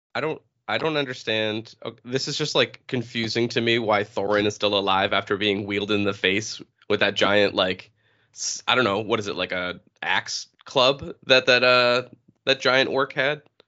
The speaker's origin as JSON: {"language": "English", "region": "New Hampshire", "country": "United States", "said": "originally from uh, New Hampshire"}